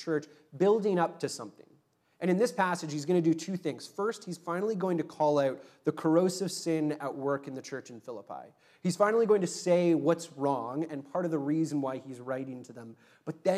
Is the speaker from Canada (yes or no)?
yes; Ontario, Canada; now in Vancouver, Canada; having come from Ontario, which is essentially flat